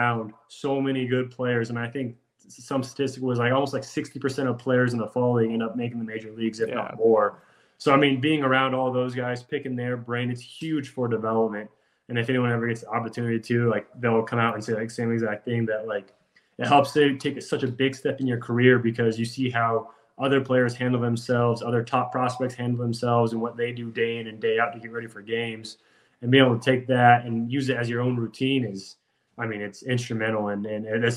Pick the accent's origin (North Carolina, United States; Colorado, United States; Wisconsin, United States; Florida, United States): Colorado, United States; Pueblo; moved away as an adult; also born or lived in Arizona; I'm from Provo, Colorado, a small southern town